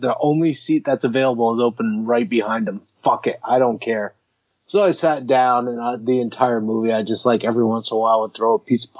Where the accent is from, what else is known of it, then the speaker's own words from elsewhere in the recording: Michigan, United States; also born or lived in Massachusetts; Yeah, I was born in Michigan. I moved a lot between Michigan and Massachusetts, so there was a lot of moving going on.